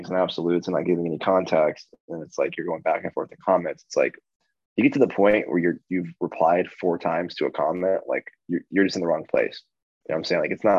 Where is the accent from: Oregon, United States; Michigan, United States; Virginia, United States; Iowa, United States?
Virginia, United States; Radford; Yeah, Radford, Virginia.